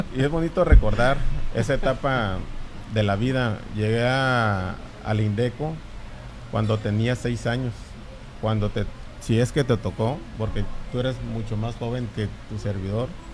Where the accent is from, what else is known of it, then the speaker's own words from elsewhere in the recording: La Paz, Baja California Sur, Mexico; Amo mi tierra, tengo ese sentido de pertenencia, de, de paseño